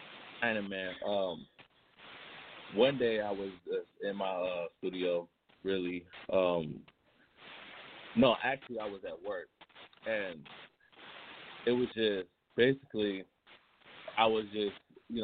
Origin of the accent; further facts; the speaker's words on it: Memphis, Tennessee, United States; now in Cleveland, United States; Well, actually, I'm not from Cleveland, Ohio. I'm from Memphis, Tennessee. But I've been living in Cleveland for like the last past 10 years.